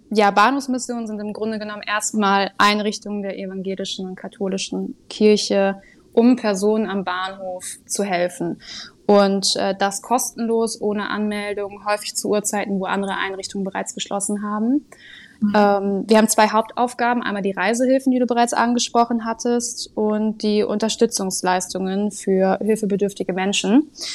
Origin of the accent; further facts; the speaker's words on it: Sylt, Schleswig-Holstein, Germany; moved away as an adult; now in Kiel, Germany; bin eigentlich ursprünglich gebürtige Sylterin